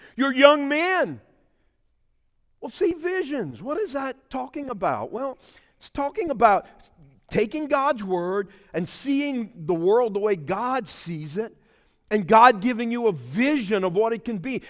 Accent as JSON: {"language": "English", "area": "Pointe-aux-Chênes", "region": "Louisiana", "country": "United States", "said": "I'm a Cajun boy from the Puente Sauces"}